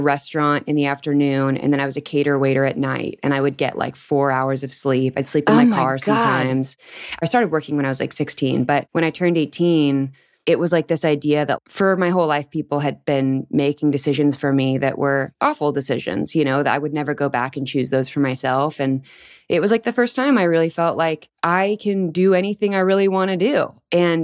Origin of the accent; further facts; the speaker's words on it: Anaheim, California, United States; moved away as an adult; also born or lived in Long Beach, California / Paris / Australia; now in Nebraska, United States; I was born in California and I grew up in Anaheim right next to Disneyland.